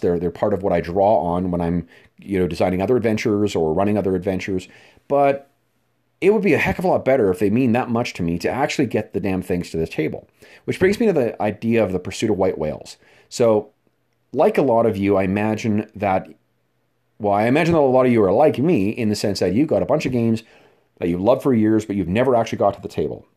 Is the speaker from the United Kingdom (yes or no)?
no; Winnipeg, Manitoba, Canada; my hometown uh, of Winnipeg, Manitoba, Canada